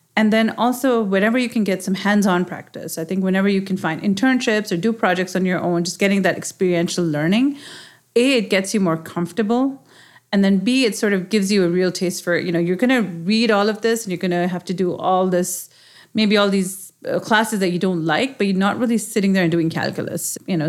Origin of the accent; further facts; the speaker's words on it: Pakistan; moved away as an adult; now in United States; growing up in Pakistan and having such a strong connection, I, I moved here when I was, you know, my twenties.